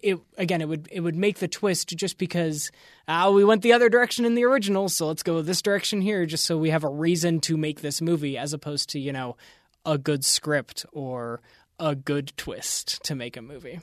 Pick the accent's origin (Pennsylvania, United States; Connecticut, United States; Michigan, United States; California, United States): Pennsylvania, United States; Western; growing up in Western Pennsylvania